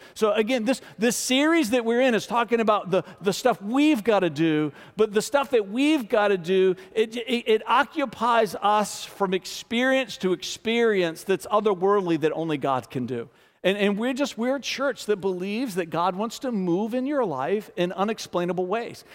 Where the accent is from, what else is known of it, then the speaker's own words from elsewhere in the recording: Richmond, Virginia, United States; born and raised in Richmond, f, getting ready to turn forty-eight in March, been here my whole life.